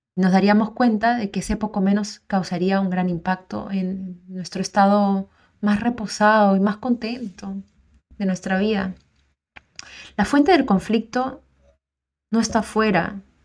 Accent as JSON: {"language": "Spanish", "country": "Peru", "also_born_or_lived": "South America", "moved": "yes", "lives_now": "Auckland, New Zealand", "said": "Soy peruana"}